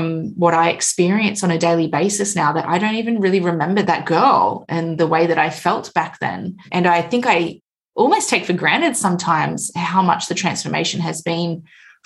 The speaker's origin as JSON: {"language": "English", "country": "Australia", "said": "I'm from Australia"}